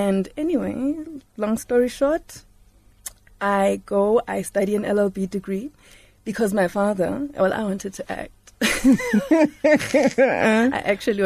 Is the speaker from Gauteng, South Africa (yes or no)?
yes; Johannesburg, Gauteng, South Africa; I grew up in Lanesia South